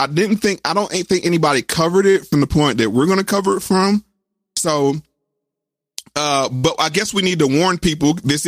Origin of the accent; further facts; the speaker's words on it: the South, United States; because I'm from the South. So we didn't really have the project buildings like in New York and those things.